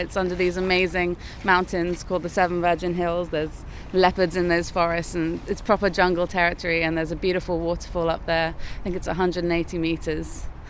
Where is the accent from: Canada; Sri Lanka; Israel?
Sri Lanka; now in Cardiff, United Kingdom; I have, because I grew up in Sri Lanka, so we don't really have snow.